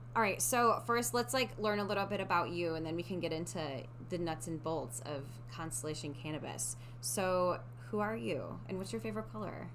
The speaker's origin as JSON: {"language": "English", "region": "Midwest", "country": "United States", "tie": "born or raised there", "moved": "yes", "said": "When I was growing up in the Midwest"}